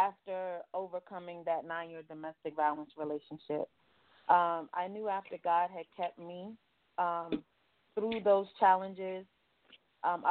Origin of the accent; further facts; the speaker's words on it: New York City, New York, United States; now in Atlanta, United States; I was born and raised in Brooklyn, New York, and I now reside in Atlanta, Georgia.